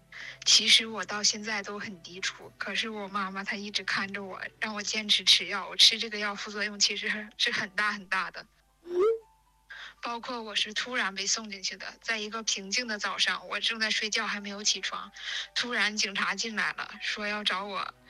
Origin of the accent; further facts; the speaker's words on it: Changchun, Jilin, China; 她是吉林财经大学的，我是长春人嘛